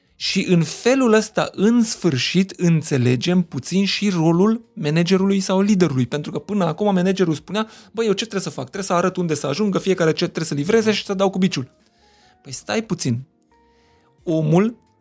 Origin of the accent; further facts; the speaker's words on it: Miercurea Ciuc, Harghita County, Romania; first language Hungarian; Romanian is a second language; Eu vin din Mercurea uh-huh. Mhm. Ciuc, majoritatea oamenilor cu care am interacționat uh-huh. până să ajung la școală vorbeau limba maghiară.